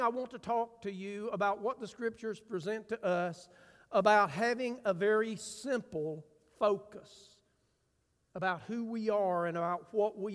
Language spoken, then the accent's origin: English; United States; I'm from Grant County